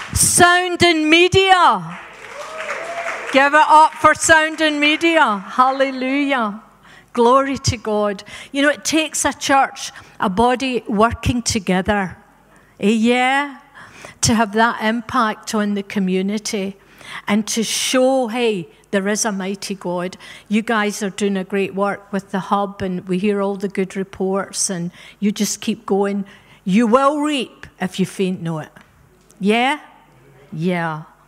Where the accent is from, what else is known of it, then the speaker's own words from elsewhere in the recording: Scotland, United Kingdom; moved away; also born or lived in Africa; We're Scottish by birth, but we're African by rebirth